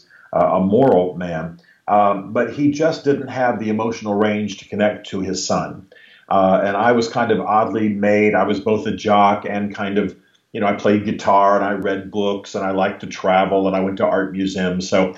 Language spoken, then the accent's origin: English; Berlin, Germany; also born or lived in Europe; I grew up largely in Europe. My father was an army officer and a military intelligence officer. So my most formative years were in Germany during the Cold War and in Berlin, particularly during the Cold War.